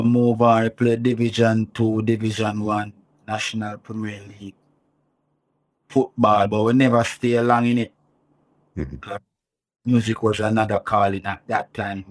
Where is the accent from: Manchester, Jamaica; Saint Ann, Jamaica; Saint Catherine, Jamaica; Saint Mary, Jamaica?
Saint Catherine, Jamaica; Spanish Town; I grew up in St. Catharines, Spanish Town